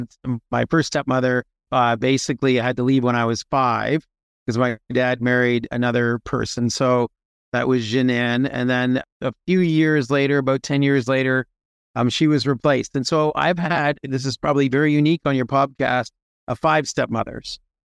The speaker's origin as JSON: {"language": "English", "town": "Toronto", "region": "Ontario", "country": "Canada", "tie": "born or raised there", "also_born_or_lived": "Montreal", "moved": "as an adult", "lives_now": "United States", "said": "I was born in Montreal during the what was called the FLQ crisis. My dad and many other people moved to Toronto. And so was born in Canada, grew up in and around Toronto, Canada, and eventually moved to the U.S. when I was in my late 20s."}